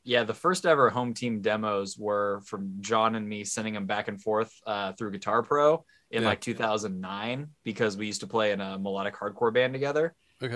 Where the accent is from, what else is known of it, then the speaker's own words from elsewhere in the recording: Seattle, Washington, United States; also born or lived in New Jersey; I was born in New Jersey, but my parents realized right. they were living in New Jersey, and so they moved they moved to Seattle when I was like one. That's so a, I've lived in Seattle my whole life.